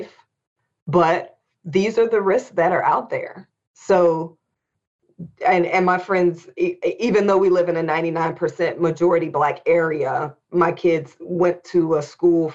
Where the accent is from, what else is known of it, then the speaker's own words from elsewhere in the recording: Indianapolis, Indiana, United States; we were growing up in Indianapolis, Indiana